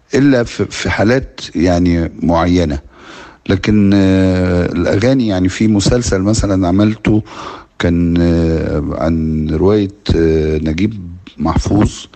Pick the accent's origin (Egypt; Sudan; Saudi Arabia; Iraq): Egypt; كمصريين وكعرب